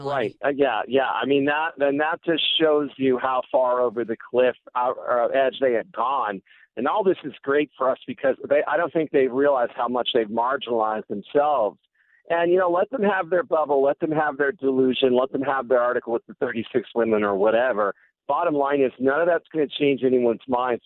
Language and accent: English; California, United States; which is what I was taught as a school child growing up in California